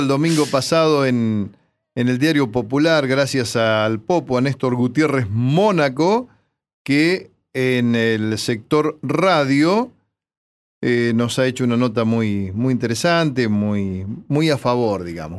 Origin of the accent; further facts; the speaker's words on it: 25 de Mayo, Buenos Aires Province, Argentina; el corso de mi pueblo